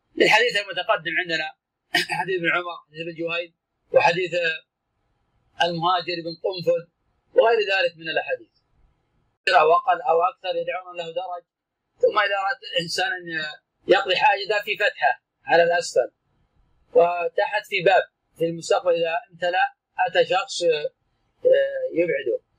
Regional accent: Najd, Saudi Arabia; كان عندنا في نجد

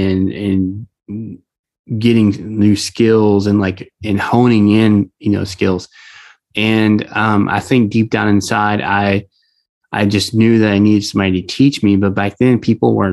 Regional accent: Southeast Texas, United States; I grew up in Southeast Texas around the oil industry

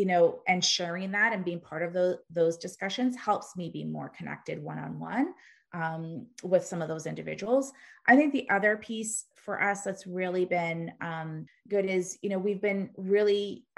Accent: Canada; we're Canadian, but 80% of our business is in the US.

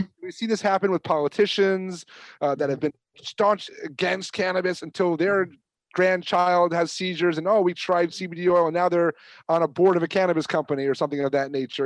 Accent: New York, United States; I'm from New York

